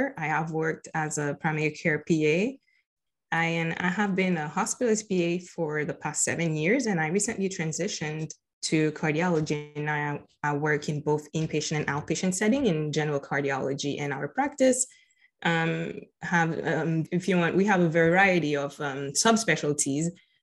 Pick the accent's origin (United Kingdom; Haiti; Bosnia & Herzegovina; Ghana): Haiti; moved away as an adult; now in Florida, United States; I am originally from Haiti. I was born and raised in Haiti. I moved to Florida in about 14 years ago